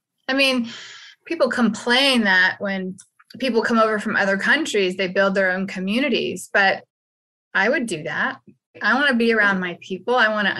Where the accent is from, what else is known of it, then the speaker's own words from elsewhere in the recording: the South, United States; I'm from the South.